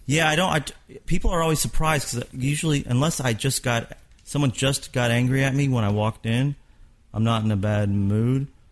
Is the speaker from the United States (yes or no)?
yes; Kentucky, United States; I'm from Kentucky